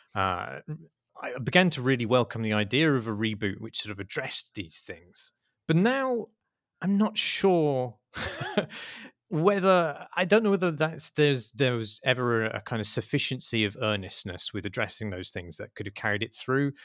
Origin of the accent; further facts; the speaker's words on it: United Kingdom; as a Brit